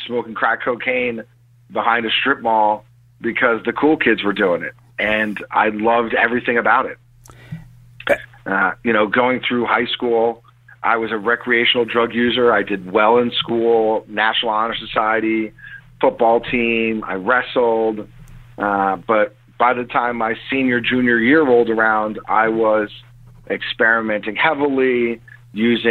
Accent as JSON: {"language": "English", "town": "Scranton", "region": "Pennsylvania", "country": "United States", "tie": "born or raised there", "also_born_or_lived": "Tacoma, Washington", "said": "My mother moved back to northeastern Pennsylvania, up in the Scranton area"}